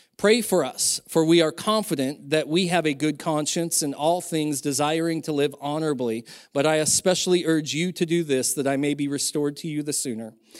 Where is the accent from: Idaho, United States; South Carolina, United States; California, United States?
Idaho, United States; Silver Valley; When I was younger, growing up in the Silver Valley